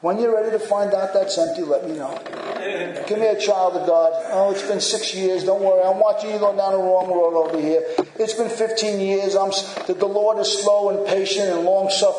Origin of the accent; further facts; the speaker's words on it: United States; especially as American Christians